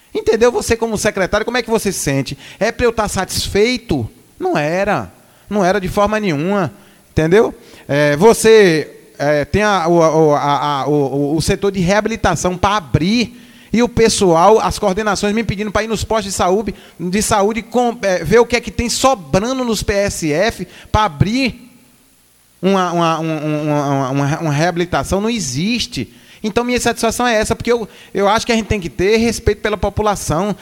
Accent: Northeast Region, Brazil; moved away as an adult; now in Bahia, Brazil; eu sou nordestino

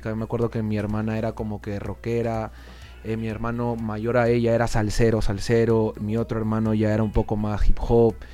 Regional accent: Lima, Peru; Lima es playa, pero sí, pues eh, prácticamente somos costeños, por así decirlo. Yo vivo como a 15 minutos caminando de la, playa. Crecí ahí, eh, mis papás son de provincia

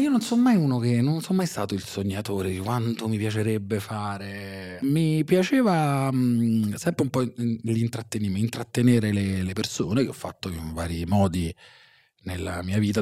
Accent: Salerno, Campania, Italy; also born or lived in Russia; quando ero piccolo a Salerno

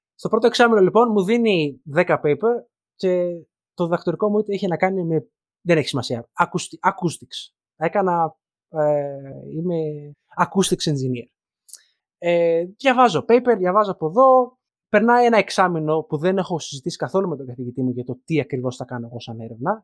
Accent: Greece; moved away as an adult; δεν πάβει το γεγονό ότι μεγαλώσαμε κυρίω στην Ελλάδα.

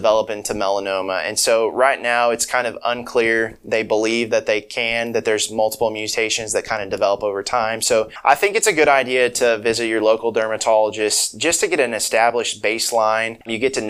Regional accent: Kansas, United States; moved away as an adult; now in Jonesboro, United States; I'm originally from Kansas, and, you know, I've kind of been all over for the training. And, you know, I grew up in a small rural community.

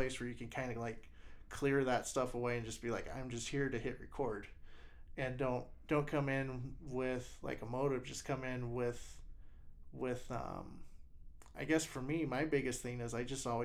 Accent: Wyoming, United States; Wyoming it's my state. It's where my family's from.

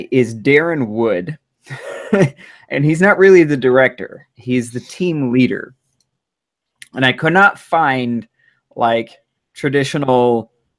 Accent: United States; I am American

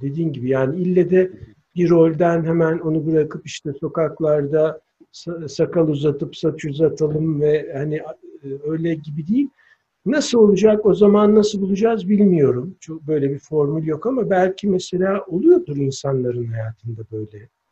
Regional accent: İzmir, Turkey; now in Antalya, Turkey; Ben mesela İzmir Karşıyaka'da doğmuşum. 35 buçuk Karşıyaka'lıyız

